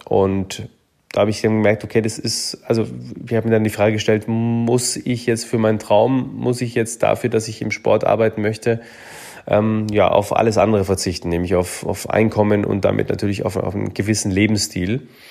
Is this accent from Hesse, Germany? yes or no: no; Munich, Bavaria, Germany; Ich bin in München groß geworden